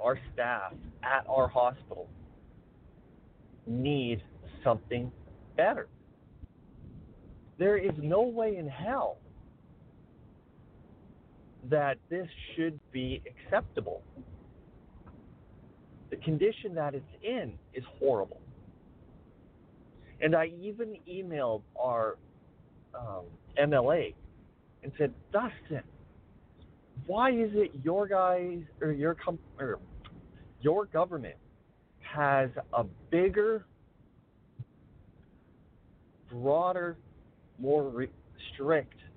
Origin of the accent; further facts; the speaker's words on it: Weyburn, Saskatchewan, Canada; my hometown